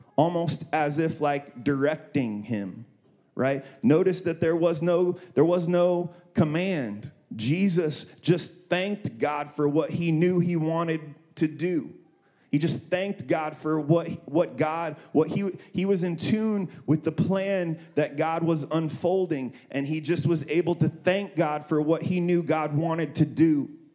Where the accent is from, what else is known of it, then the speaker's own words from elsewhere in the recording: Columbus, Ohio, United States; moved away as an adult; now in Redlands, United States; I'm originally from Ohio, Columbus, Ohio. I lived there till I was 18